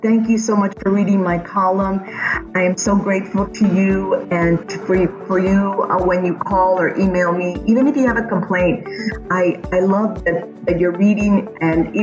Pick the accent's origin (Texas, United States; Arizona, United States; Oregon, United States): Texas, United States; San Antonio; I was born here on the West Side